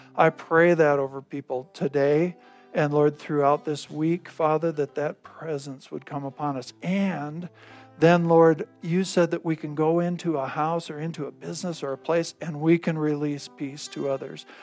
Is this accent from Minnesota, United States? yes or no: no; North Dakota, United States; now in Gunnison, United States; I grew up in North Dakota